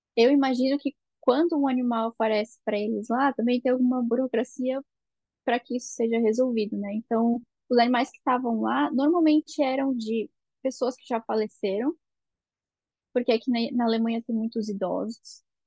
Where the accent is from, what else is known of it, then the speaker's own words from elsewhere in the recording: Blumenau, Santa Catarina, Brazil; moved away as an adult; now in Germany; a gente é de Blumenau, em Santa Catarina